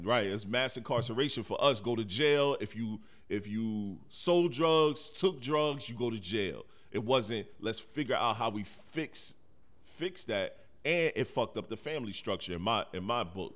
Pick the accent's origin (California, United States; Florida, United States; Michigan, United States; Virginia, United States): Michigan, United States; Detroit; moved away; also born or lived in South Carolina; I'm from Detroit, right. Michigan. I'm born in the '80s. I've seen crack sweep through my city and even when I moved down south